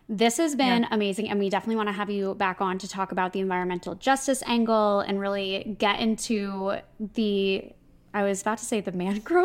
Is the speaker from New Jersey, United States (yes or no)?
yes; New Jersey, United States; Sorry, well, I'm from Jersey. I had to. It's a thing.